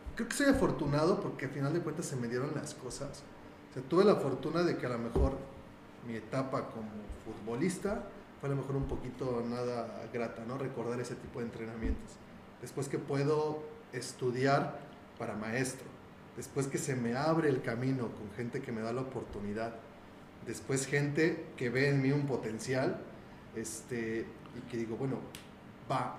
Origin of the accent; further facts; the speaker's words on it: Mexico; como buen mexicano